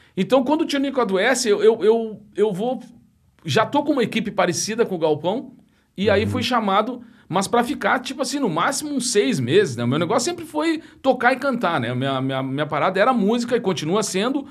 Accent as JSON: {"language": "Portuguese", "town": "Alegrete", "region": "Rio Grande do Sul", "country": "Brazil", "also_born_or_lived": "Santa Maria", "moved": "yes", "lives_now": "Porto Alegre, Brazil", "said": "Eu saí do Alegrete de trem. Sim. Eu vim para Porto Alegre de trem."}